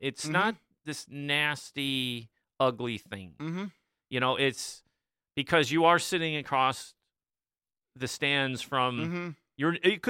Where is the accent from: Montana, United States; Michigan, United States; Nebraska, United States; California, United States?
Michigan, United States; Dexter; I came from Dexter, right? We have Chelsea, Pinckney, those guys are around us, Ann Arbor schools.